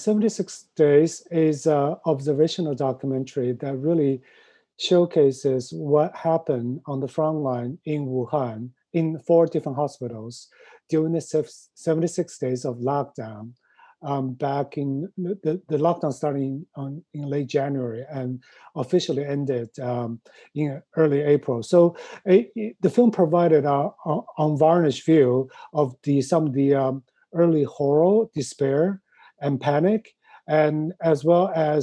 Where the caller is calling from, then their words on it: New York City, New York, United States; I'm calling from New York City.